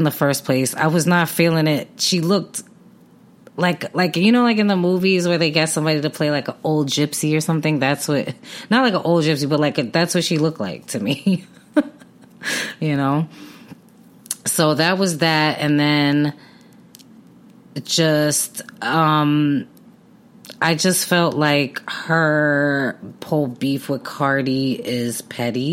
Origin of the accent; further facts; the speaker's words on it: New York City, New York, United States; I grew up on Night Street, a block on Night Street in Brooklyn